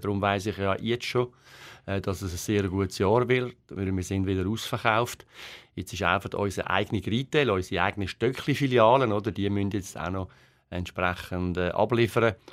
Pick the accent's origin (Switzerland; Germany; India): Switzerland; wir äh, Schweizer sind